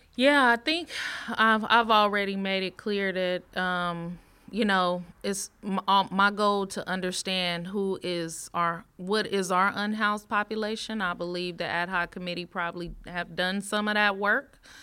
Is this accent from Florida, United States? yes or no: no; Richmond, California, United States; also born or lived in Bay Point, California / Pittsburg, California; now in Antioch, United States; I, I grew up in Richmond, Richmond, California